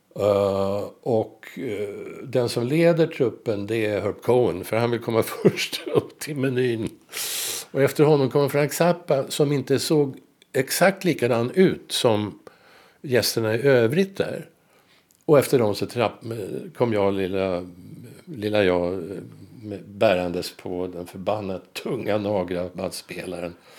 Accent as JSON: {"language": "Swedish", "town": "Stockholm", "region": "Stockholm County", "country": "Sweden", "tie": "born or raised there", "said": "jag är född och uppvuxen i Blås ut, nära, var som, nära Globen"}